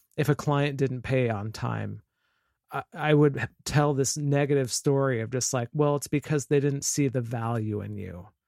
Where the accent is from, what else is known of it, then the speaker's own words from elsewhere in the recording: Vancouver, Washington, United States; I'm from Vancouver, Washington, which is just north of Portland, Oregon, on the west coast of the United States